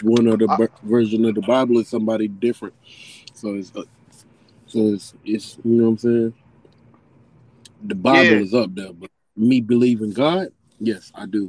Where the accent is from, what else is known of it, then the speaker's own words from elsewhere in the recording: Florida, United States; I'm from Florida